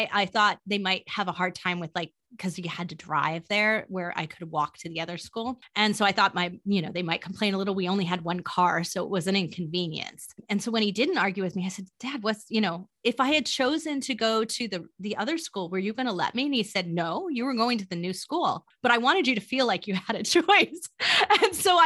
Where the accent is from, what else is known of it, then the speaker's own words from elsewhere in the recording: California, United States; moved away; he called me a Valley girl because I'm from California